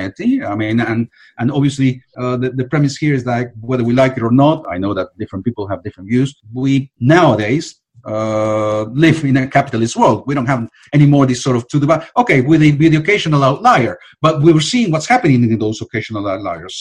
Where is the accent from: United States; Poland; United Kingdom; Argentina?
Argentina; I'm from Argentina